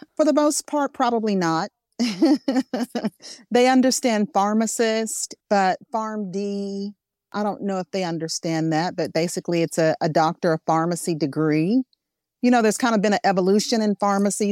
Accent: Arkansas, United States; I'm from Arkansas.

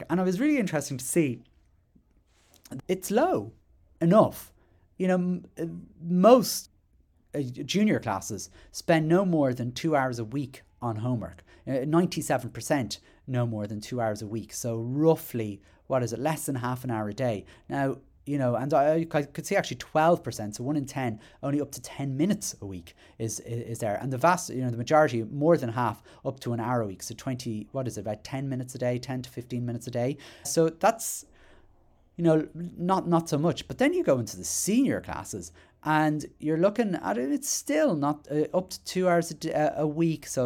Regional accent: Ireland; I, I, I'm Irish, interestingly enough

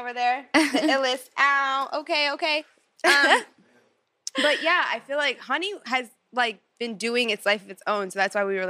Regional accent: New York, United States; also born or lived in New Jersey; I'm from New York, you know, but I lived in the tri-state. So at the time I was in Jersey

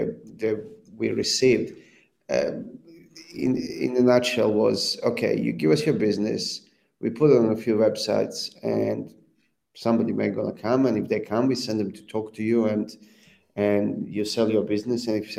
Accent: Serbia; moved away as an adult; also born or lived in Libya / Croatia; now in Australia; And I grew up in Serbia.

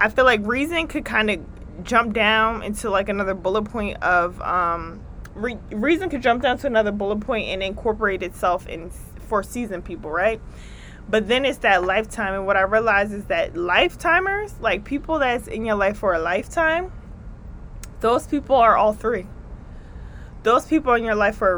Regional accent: New Jersey, United States; accent: East Coast; I am from the East Coast. I'm from Jersey, but I'm up in New York for a few.

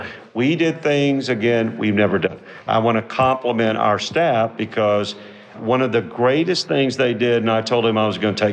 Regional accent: Houston, Texas, United States; I was born and raised in Houston

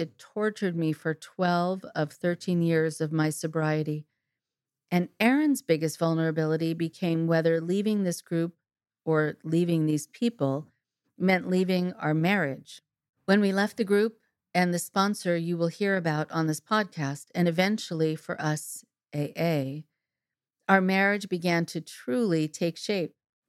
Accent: Nashville, Tennessee, United States; now in Seattle, United States; I am originally from Nashville, Tennessee, and have lived in the Seattle area since 2010

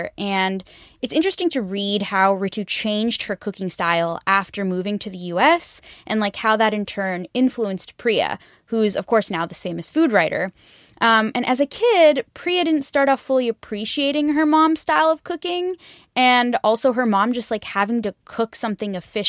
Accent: the Bay Area, California, United States; I'm from the Bay Area. Like I live in California

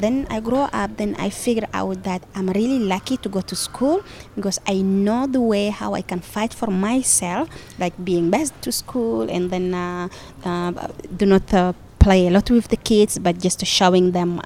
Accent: Chad; I'm coming from the Mbororo pastoralist community, mm-hmm. and uh, we are part of the indigenous peoples group. My people is uh, around five countries: Chad, Cameroon

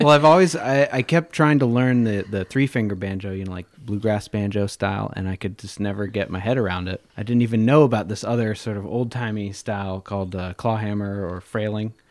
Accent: Louisville, Kentucky, United States; now in Saratoga, United States; I grew up in near outside Louisville, Kentucky

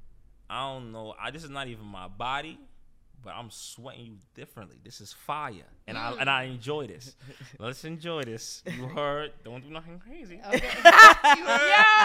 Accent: New York City, New York, United States; I'm from New York

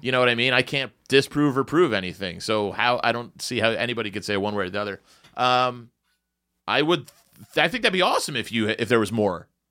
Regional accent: Morristown, New Jersey, United States; my hometown, Morristown, New Jersey

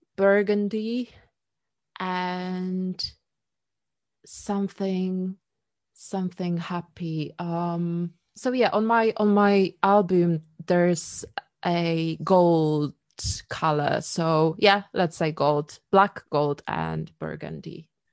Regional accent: Poland; now in London, United Kingdom; I was born in Poland

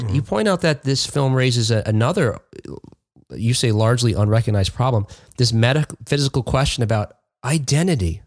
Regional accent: East Coast, United States; where I grew up on the East Coast

